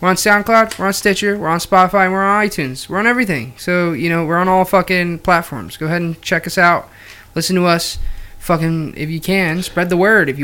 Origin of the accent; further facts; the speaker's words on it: St. Luke's, Pennsylvania, United States; I was born in St. Luke's